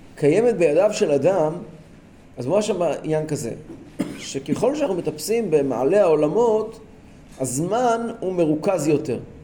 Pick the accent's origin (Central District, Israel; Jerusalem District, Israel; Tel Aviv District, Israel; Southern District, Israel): Central District, Israel; Kfar Chabad; אני גדלתי בכפר חב"ד.